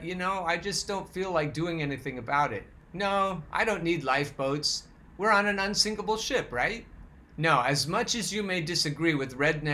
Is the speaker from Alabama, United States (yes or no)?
no; Oregon, United States; I'm from Oregon, so I know how to say malheur as opposed to malheur